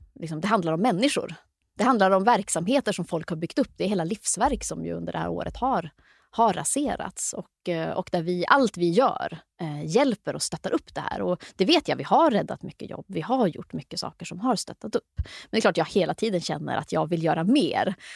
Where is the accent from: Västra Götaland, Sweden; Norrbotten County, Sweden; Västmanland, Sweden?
Norrbotten County, Sweden; Luleå; jag växte upp i Luleå, mycket skola, mycket idrott, mycket kultur